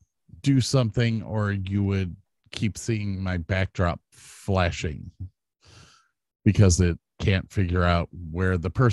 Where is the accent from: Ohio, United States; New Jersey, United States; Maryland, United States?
Ohio, United States; Medina; now in Texas, United States; growing up in Medina